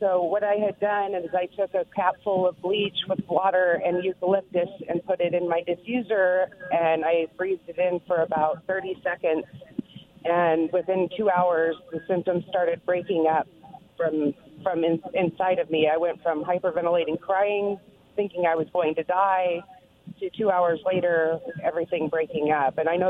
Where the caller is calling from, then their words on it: Pasco, Washington, United States; from Pasco.